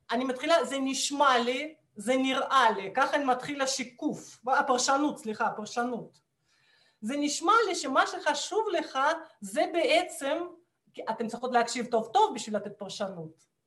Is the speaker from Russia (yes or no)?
yes; Russia; Hebrew is a second language; now in Israel; ואני כמו רוסייה ממוצעת נורמלית, אני כשהייתי ילדה וגם בגיל יותר נכון, אני, אני למדתי פסנתר ומתמטיקה